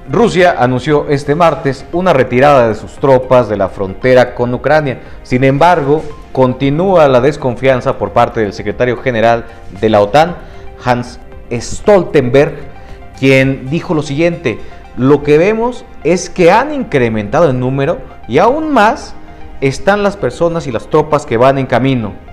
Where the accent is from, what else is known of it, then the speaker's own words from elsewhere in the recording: Honduras; Yo vengo de Honduras.